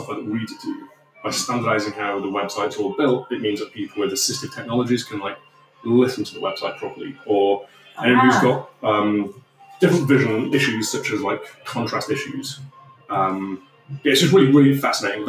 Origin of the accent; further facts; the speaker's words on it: Bradford, Yorkshire and the Humber, United Kingdom; I grew up in Bradford.